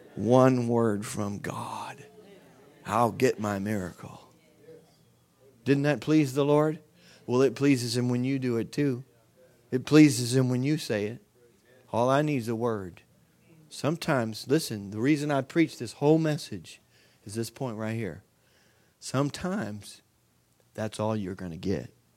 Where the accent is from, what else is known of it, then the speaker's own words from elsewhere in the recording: United States; I'm an American